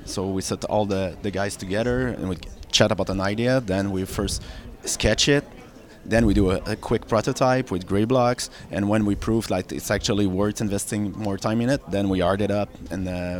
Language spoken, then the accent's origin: English; Montreal, Quebec, Canada; So I'm from Montreal. I used to work at Ubisoft.